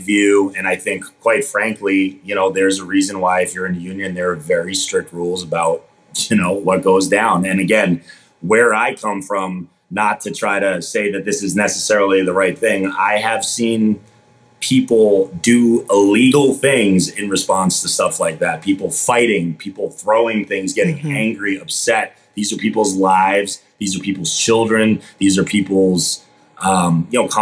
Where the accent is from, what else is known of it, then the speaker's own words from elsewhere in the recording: Boston, Massachusetts, United States; I grew up in Boston, Massachusetts